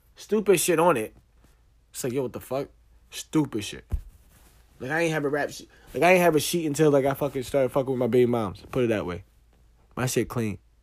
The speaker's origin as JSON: {"language": "English", "town": "East Orange", "region": "New Jersey", "country": "United States", "said": "I'm from New Jersey. From East Orange"}